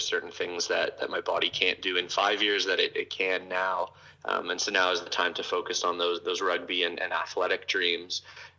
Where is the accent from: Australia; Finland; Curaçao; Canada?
Canada; Toronto, Ontario; born or raised there